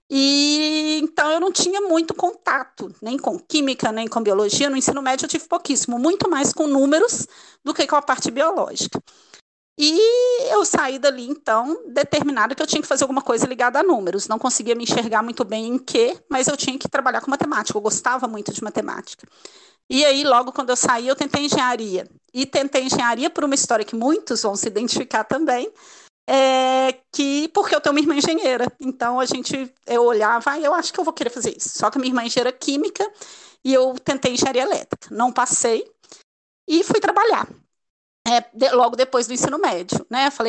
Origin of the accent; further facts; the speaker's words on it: Minas Gerais, Brazil; eu sou mineira, né? Ao longo do podcast todo mundo vai ver esse sotaque, então vai entender muito bem.